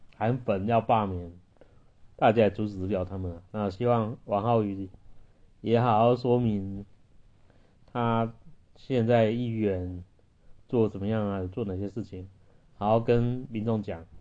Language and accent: Chinese; Taichung, Taiwan; 那像我住台中，台中捷运也还没开，那我们一般台中人都骑摩托车比较多啦